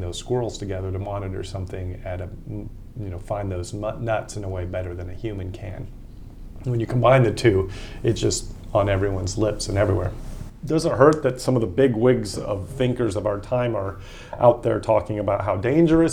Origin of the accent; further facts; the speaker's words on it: Austin, Texas, United States; I lived in my hometown of Austin, Texas for 17 years